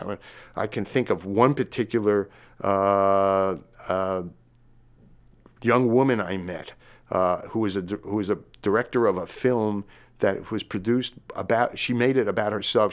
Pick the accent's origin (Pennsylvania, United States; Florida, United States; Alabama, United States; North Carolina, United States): Pennsylvania, United States; Philadelphia; I was from Philadelphia